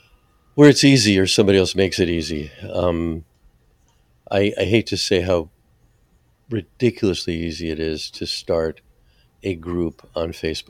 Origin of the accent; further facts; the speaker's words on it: New Jersey, United States; I'm from New Jersey